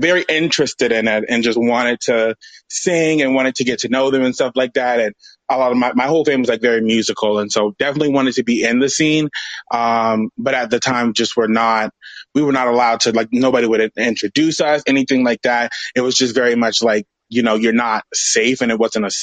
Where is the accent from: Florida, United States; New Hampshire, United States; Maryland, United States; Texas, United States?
Florida, United States; Miami; I'm from Miami